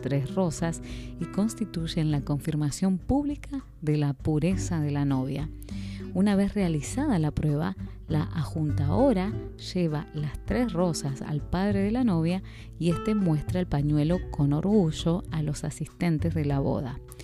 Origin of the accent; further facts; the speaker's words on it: Spain; En mi país